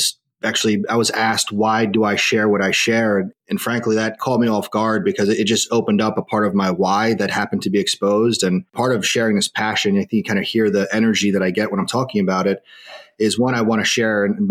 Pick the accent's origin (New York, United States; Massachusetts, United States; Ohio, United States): New York, United States; Long Island; I'm from Long Island, and I was a freshman in college when 9/11 occurred